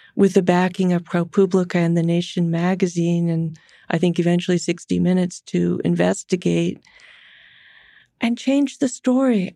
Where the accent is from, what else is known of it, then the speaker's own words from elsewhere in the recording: San Francisco, California, United States; I'm a Californian, I'm a San Franciscan, I've grown up my whole life